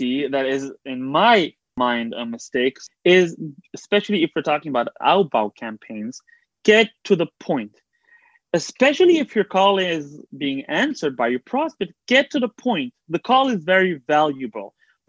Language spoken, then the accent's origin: English; Belgium; now in Israel; I like helping Olim, people that came from abroad like I did. When I came from Belgium, I had zero connections, zero help to get into the tech field.